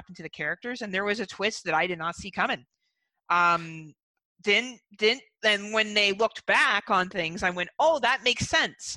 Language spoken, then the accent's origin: English; Canada; as being a Canadian citizen